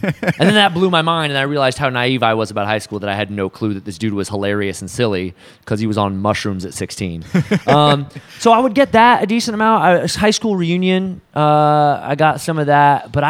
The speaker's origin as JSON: {"language": "English", "town": "Portland", "region": "Oregon", "country": "United States", "tie": "born or raised there", "said": "Here. I'm from here."}